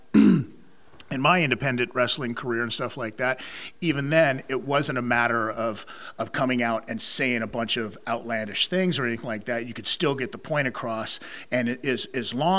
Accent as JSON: {"language": "English", "town": "Las Vegas", "region": "Nevada", "country": "United States", "tie": "born or raised there", "also_born_or_lived": "Canada", "moved": "yes", "said": "I growing up in Las Vegas, Nevada"}